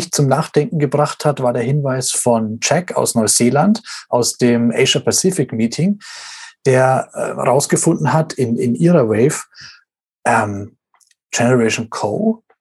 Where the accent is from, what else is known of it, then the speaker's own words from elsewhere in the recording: Russia; Bei uns in Russland, da gibt es die Babyboomer gar nicht.